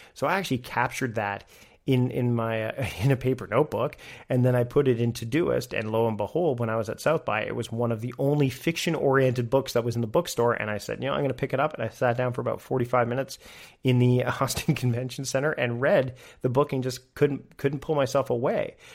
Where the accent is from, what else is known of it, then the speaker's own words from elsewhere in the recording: Canada; being Canadian